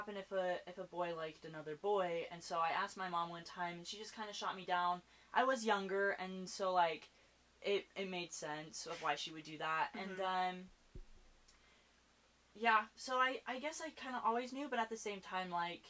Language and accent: English; Utah, United States; growing up in Utah, my family is religious